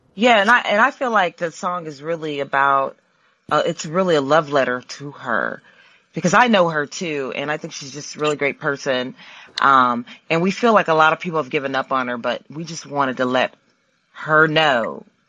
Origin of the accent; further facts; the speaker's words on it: Columbus, Ohio, United States; accent: southern twang; also born or lived in Milwaukee, Wisconsin; now in Los Angeles, United States; I'm originally from Columbus, Ohio. Um, moved to Milwaukee, Wisconsin, and that's where I met Charles. And then we moved here about a year